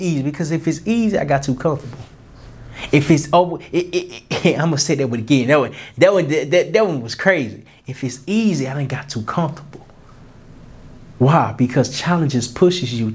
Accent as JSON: {"language": "English", "town": "Little Rock", "region": "Arkansas", "country": "United States", "said": "I can only know so much because I'm from Little Rock, Arkansas. I ain't really saw that much."}